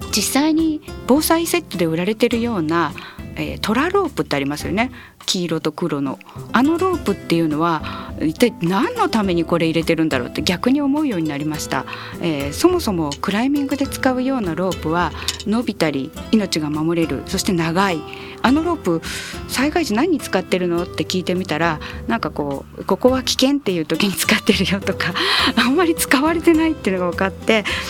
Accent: Tokyo, Japan; moved away; also born or lived in Hyogo; 東京出身だったので

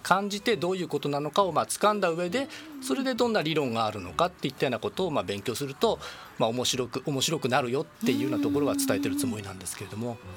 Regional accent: Yokohama, Kanagawa, Japan; moved away as an adult; also born or lived in Niigata / Tsukuba; 横浜出身です

